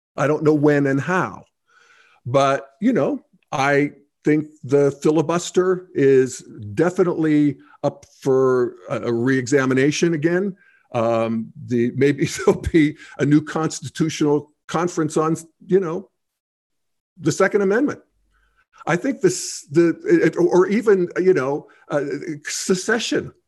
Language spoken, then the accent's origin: English; Western Pennsylvania, United States; I grew up in Western Pennsylvania in a rural hunting situation